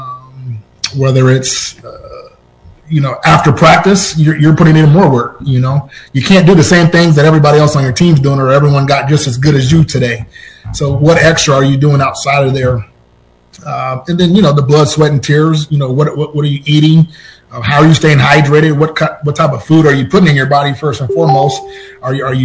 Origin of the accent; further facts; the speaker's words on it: Seattle, Washington, United States; moved away as an adult; born and raised in Seattle, Washington